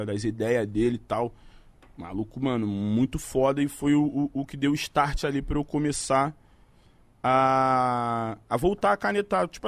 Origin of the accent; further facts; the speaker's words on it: Rio de Janeiro, Brazil; Cara, agora eu moro ali no Catete, mas eu sou nascido e criado em Jacarepaguá, Zona Oeste do Rio de Janeiro, tá ligado? Morei 20 anos ali.